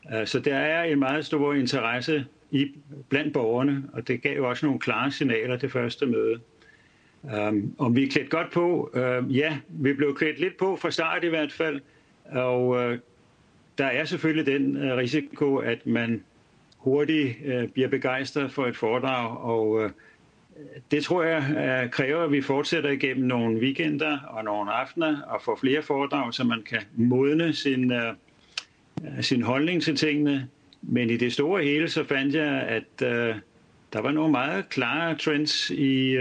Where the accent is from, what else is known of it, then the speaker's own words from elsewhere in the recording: North Zealand, Capital Region of Denmark, Denmark; jeg kommer fra Nordsjælland